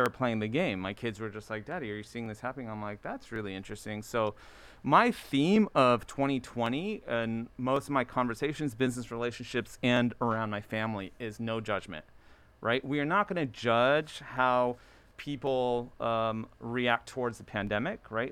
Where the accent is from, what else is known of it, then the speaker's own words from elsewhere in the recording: Baltimore, Maryland, United States; also born or lived in Ellicott City; I was born in Baltimore